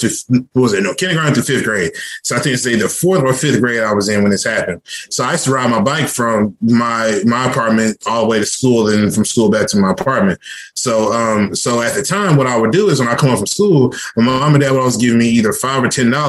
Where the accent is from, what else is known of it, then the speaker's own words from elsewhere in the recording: Irving, Texas, United States; moved away as an adult; also born or lived in Dallas, Texas; now in Georgia, United States; I was born in Dallas, Texas, but I grew up in Irvin, Texas. I'm straight Irvin, Texas, born and raised. That's all I know.